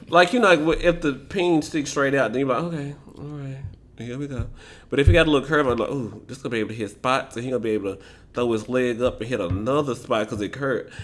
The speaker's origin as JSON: {"language": "English", "town": "Memphis", "region": "Tennessee", "country": "United States", "said": "I am from Memphis."}